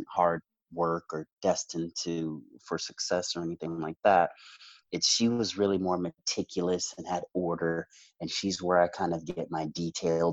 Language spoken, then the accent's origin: English; Ames, Iowa, United States; also born or lived in New Orleans, Louisiana; I am from Des Moines, Iowa, or Ames, actually. And that's where I grew up.